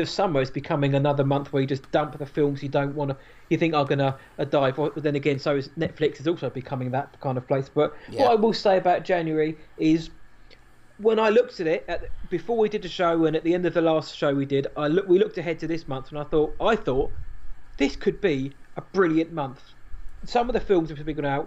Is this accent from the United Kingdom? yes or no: yes; United Kingdom; As a Brit